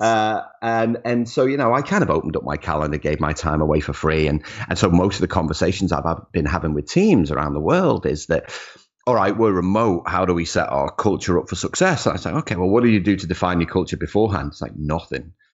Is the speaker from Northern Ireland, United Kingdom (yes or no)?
no; Liverpool, North West England, United Kingdom; Grew up in Liverpool. Liverpool was home.